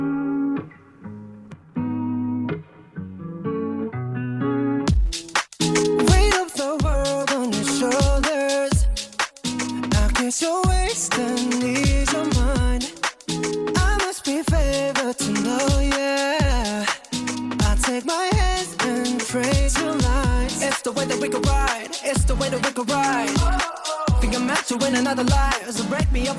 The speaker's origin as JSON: {"language": "English", "country": "Malaysia", "moved": "as an adult", "lives_now": "Melbourne, Australia", "said": "I'm actually Malaysian and also an international student who's come all the way here to Melbourne for studies."}